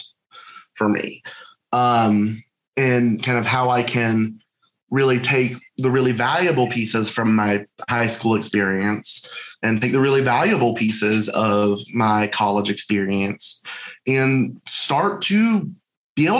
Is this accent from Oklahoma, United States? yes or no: no; Charlotte, North Carolina, United States; I'm originally from Charlotte, North Carolina